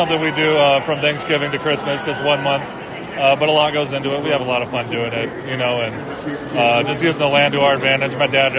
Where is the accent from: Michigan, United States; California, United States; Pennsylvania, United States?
Michigan, United States; Saginaw, Midland area; In Michigan, Saginaw, Midland area. That's where the family farm is.